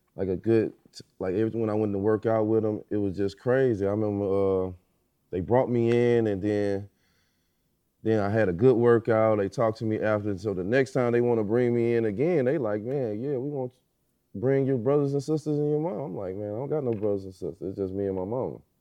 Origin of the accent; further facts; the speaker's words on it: Illinois, United States; I'm from Illinois. Just won Mister Basketball in Illinois